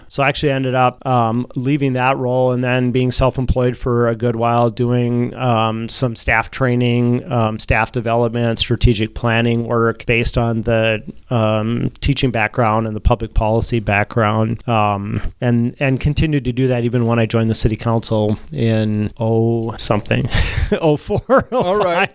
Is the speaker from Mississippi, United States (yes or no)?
no; Dawson, Minnesota, United States; moved away as an adult; also born or lived in Olivia, Minnesota; now in Duluth, United States; graduated uh, from high school in Dawson, which is out on the South Dakota border.